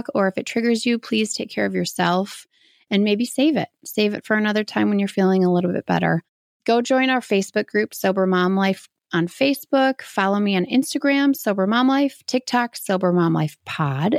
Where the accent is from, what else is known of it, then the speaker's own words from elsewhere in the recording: Midwest, United States; Midwest. Man, Midwesterns, we know how to drink.